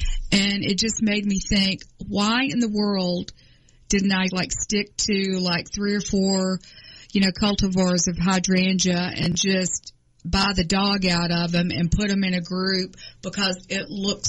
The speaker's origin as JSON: {"language": "English", "town": "Atlanta", "region": "Georgia", "country": "United States", "tie": "born or raised there", "said": "I grew up in Atlanta, and my family, my father was from Thompson, Georgia. My mother was from Carrollton, Georgia."}